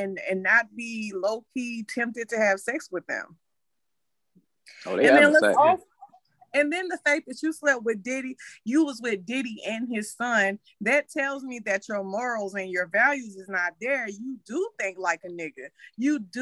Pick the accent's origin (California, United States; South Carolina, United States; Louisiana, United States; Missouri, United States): South Carolina, United States; I'm from South Carolina